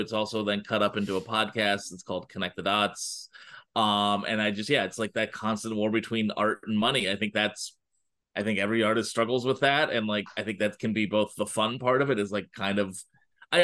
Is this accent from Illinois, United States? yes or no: yes; Chicago, Illinois, United States; I grew up in Chicago